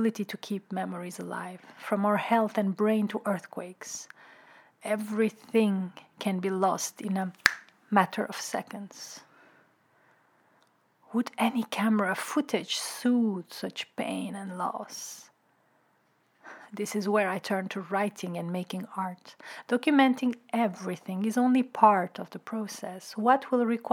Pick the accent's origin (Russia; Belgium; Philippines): Belgium; Brussels, Brussels-Capital Region; also born or lived in Istanbul; now in Amsterdam, Netherlands; we never had one fixed home when I grew up in Brussels.